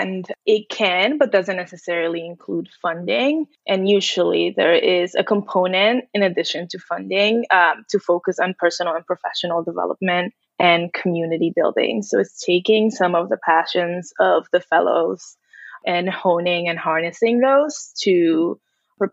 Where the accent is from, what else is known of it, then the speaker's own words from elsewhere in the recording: New York City, New York, United States; also born or lived in Dominican Republic; I am an immigrant from the Dominican Republic, grew up in New York City